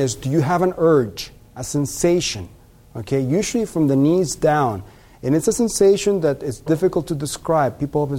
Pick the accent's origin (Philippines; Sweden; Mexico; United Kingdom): Mexico; now in United States; And that when Mexicans come from Mexico, you know, I'm a Mexican, we came from Mexico, become more Americanized, now we have the same problems.